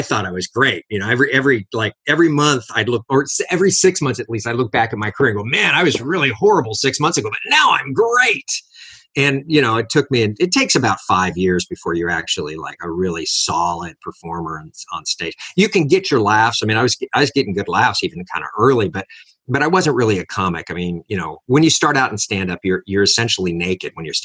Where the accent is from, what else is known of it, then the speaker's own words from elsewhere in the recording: Los Angeles, California, United States; I was raised in Los Angeles, born in Los Angeles.